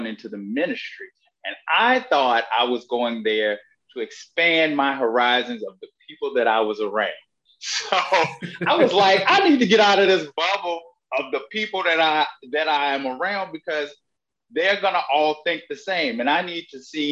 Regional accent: Virginia, United States; moved away as an adult; I grew up in Herb, Virginia

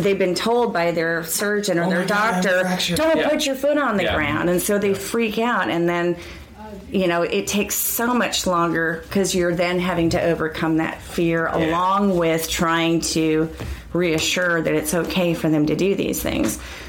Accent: Ireland; I'm Irish, so, you know, we can talk about anything forever.

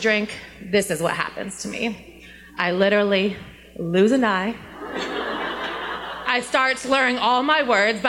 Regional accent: New Jersey, United States; moved away; I'm from New Jersey

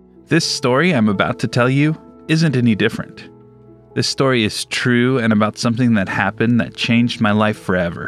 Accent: Southern California, United States; Growing up in Southern California

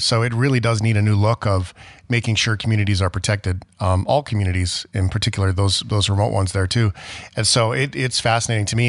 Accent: Port Alberni, British Columbia, Canada; moved away; also born or lived in Fort McMurray, Alberta; when I grew up, I was a young person in Port Alberni on Vancouver Island

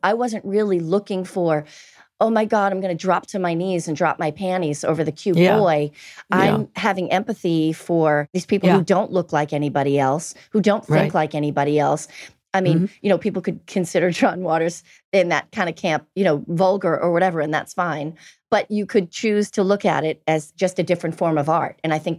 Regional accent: Boston, Massachusetts, United States; In Boston. I think we both grew up being raised Catholic.

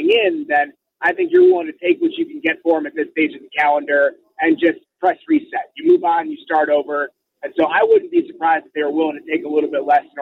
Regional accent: Chicago, Illinois, United States; as a Chicagoan

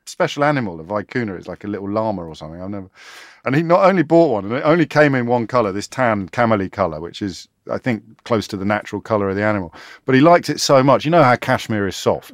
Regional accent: Kidderminster, West Midlands, United Kingdom; me growing up in Kidderminster

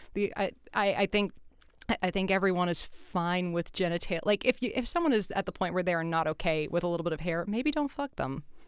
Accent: California, United States; I'm from California

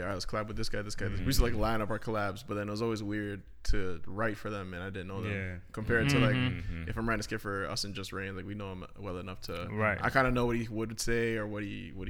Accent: Toronto, Ontario, Canada; Growing up in Toronto was really calm. It wasn't too complicated. It was really easygoing.

